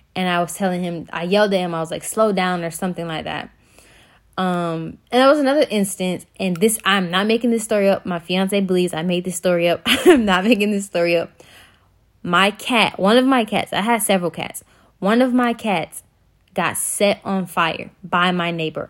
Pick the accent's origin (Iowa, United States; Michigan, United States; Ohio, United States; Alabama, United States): Alabama, United States; Birmingham; I'm from Birmingham, Alabama